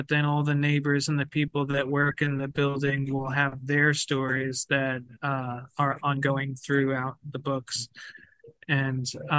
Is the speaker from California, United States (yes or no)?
no; New York, United States; Well, that's where I'm from. I was, born and raised in New York. I moved, down south where I live now, but I'll always be a New Yorker at heart.